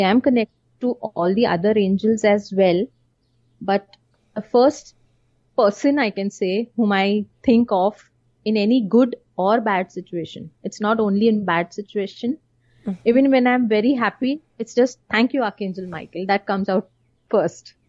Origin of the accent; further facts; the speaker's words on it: India; being from an Indian uh, typical traditional not an orthodox